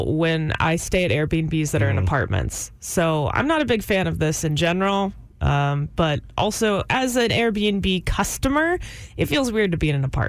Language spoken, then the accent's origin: English; Dickinson, Texas, United States; moved away as an adult; now in Austin, United States; I'm from Houston.